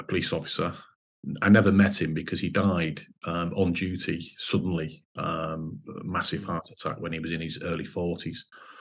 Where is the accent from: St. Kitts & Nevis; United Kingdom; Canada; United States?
United Kingdom; Lancashire, Merseyside, Greater Manchester and Cheshire, North West England; I come from Lancashire, Merseyside, Greater Manchester and Cheshire all combined